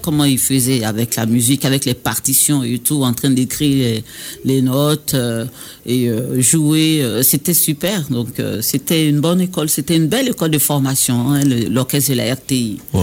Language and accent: French; Baoulé area, Côte d’Ivoire; accent: Baoulé; nous, les Baoulés